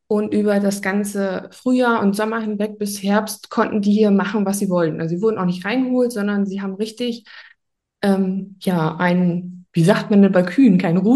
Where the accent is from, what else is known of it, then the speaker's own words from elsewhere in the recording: Oldenburg, Lower Saxony, Germany; ich bin 34 Jahre alt. Ich komme aus dem wunderschönen Oldenburg, ganz im Norden von Deutschland.